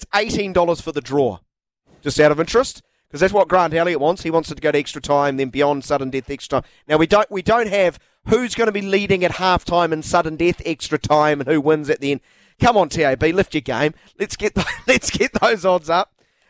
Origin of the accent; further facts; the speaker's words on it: Scotland, United Kingdom; I'm Scottish too.